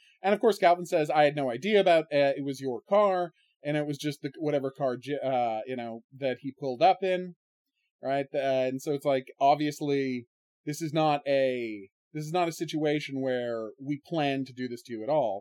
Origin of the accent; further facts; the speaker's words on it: Ottawa, Ontario, Canada; how it was different growing up in Canada in the 80s than America in the 80s, specifically Ottawa